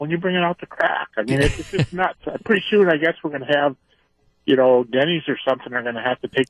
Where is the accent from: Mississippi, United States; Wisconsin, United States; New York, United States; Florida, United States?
Wisconsin, United States; I'm from Wisconsin.